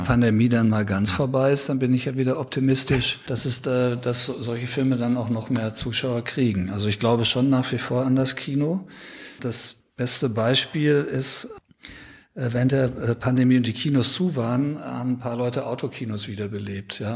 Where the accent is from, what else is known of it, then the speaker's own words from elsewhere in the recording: Ruhr area, North Rhine-Westphalia, Germany; moved away as an adult; also born or lived in Munich; Ich bin im Ruhrgebiet aufgewachsen